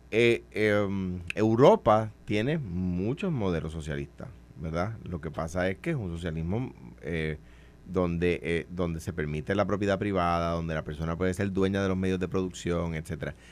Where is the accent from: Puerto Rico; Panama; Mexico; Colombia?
Puerto Rico; a los puertorriqueños